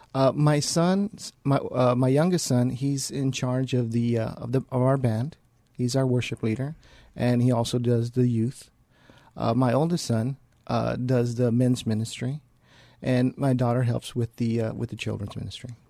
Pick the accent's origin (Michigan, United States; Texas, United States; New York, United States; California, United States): Texas, United States; San Antonio; born and raised here in San Antonio. Uh, I was raised here on the west side of San Antonio